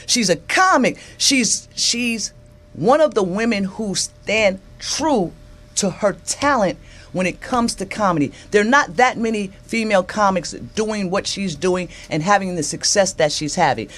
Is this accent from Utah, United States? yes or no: no; New York, United States; I grew up in New York. I grew up in New York